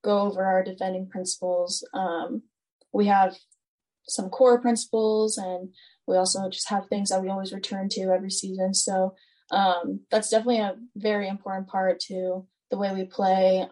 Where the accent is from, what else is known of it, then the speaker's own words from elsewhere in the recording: Stafford, Virginia, United States; moved away; I'm from Stafford, Virginia. It's pretty close to DC